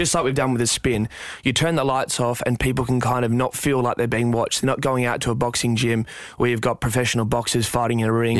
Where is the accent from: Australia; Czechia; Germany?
Australia; Perth, Western Australia; I grew up in Perth, in West Australia, and I was fairly hungry from the get-go.